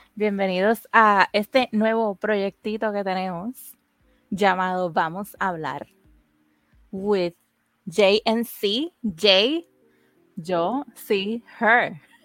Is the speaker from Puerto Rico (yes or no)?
yes; Puerto Rico; nosotras somos dos boricuas amigas de toda la vida